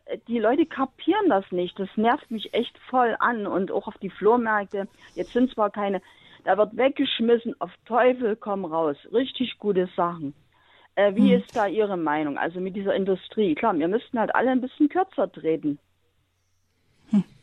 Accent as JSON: {"language": "German", "area": "the East", "region": "eastern Germany", "country": "Germany", "moved": "yes", "said": "ich komme aus dem Osten"}